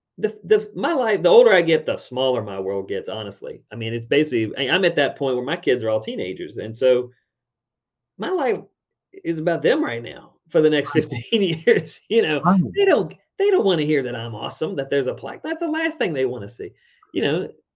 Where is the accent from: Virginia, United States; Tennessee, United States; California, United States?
Virginia, United States; Richmond; my hometown, Richmond, Virginia.